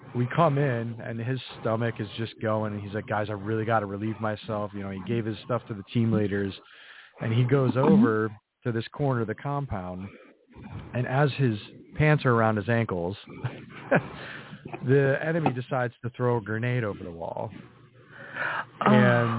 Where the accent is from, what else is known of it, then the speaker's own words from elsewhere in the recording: New England, United States; I grew up in New mm-hmm. England, in a very mm-hmm. small New England town